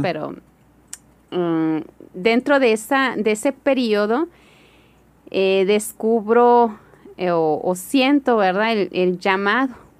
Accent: Hermosillo, Sonora, Mexico; also born or lived in Kenya; me crié aquí en Hermosillo

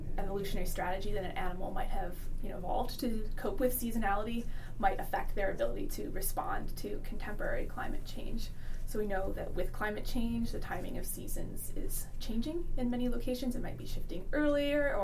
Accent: upstate New York, United States; moved away as an adult; now in Alaska, United States; I grew up in upstate New York

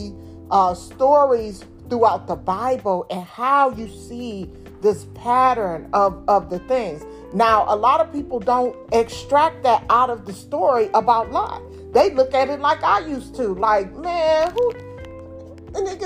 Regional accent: Detroit, Michigan, United States; I'm from Detroit

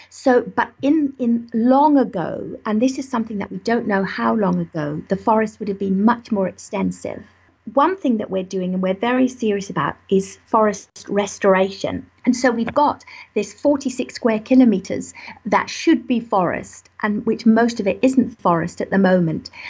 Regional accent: Malawi; born there; I was born in Malawi, again working when my father was working in the mountains in forest

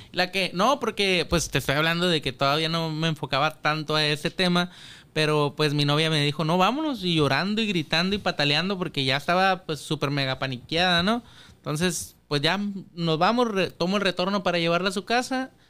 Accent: Chile; Yo eh, soy de Chile, yo te sigo el rollo.

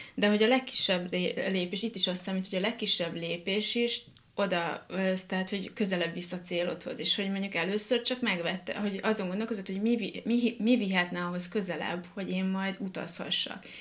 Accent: Hungary; én pont ugyanolyan egyszerű vidéki lány vagyok, mint bárki más. Egy, aki nem pesti

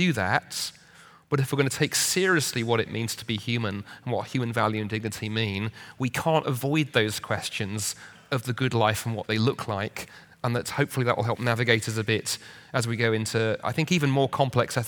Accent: United Kingdom; being British

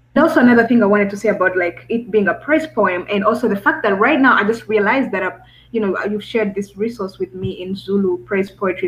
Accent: Rwanda; moved away; I'm um, an student from uh, Rwanda, East Africa

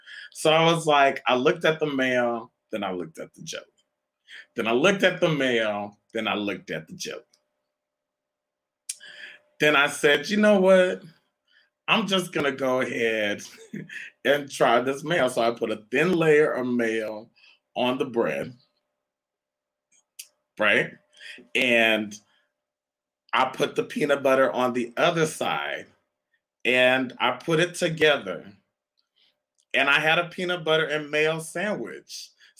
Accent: Canada; born there; But, you know, some of you know, may not know, I was born in Canada.

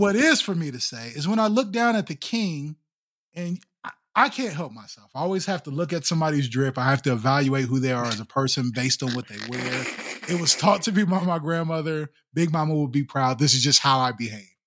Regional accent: Midwest, United States; We're from the Midwest

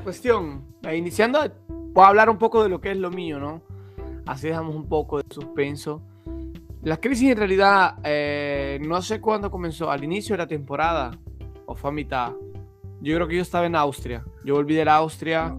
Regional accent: El Salvador; moved away as an adult; now in Italy; Yo soy salvadoreño

